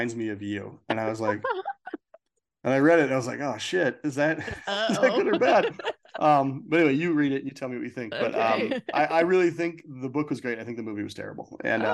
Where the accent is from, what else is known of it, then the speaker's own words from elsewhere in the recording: Minnesota, United States; I grew up in Minnesota